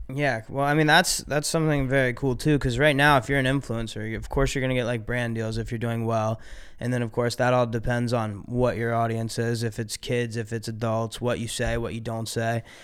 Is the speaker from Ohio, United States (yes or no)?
yes; Ohio, United States; I grew up in Ohio